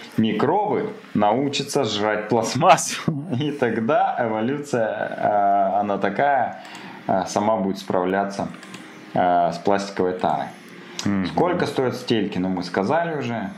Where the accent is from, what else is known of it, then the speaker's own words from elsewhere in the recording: Krasnoyarsk, Krasnoyarsk Krai, Russia; also born or lived in Idrinsky District; я родился в Красноярске